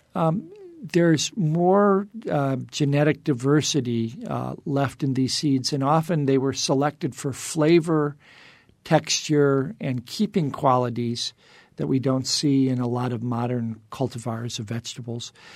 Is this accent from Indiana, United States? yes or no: yes; Indiana Dunes, United States; now in Arizona, United States; I grew up in the Indiana dunes